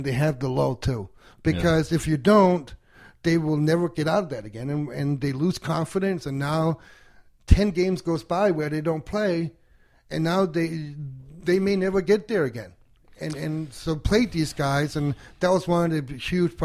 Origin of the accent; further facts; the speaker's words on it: Denmark; now in United States; I grew up overseas